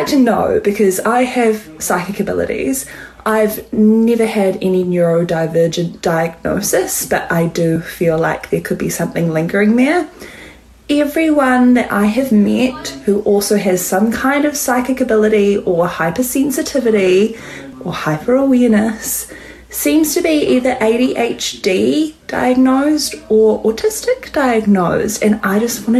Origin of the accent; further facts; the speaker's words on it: New Zealand; I'm from New Zealand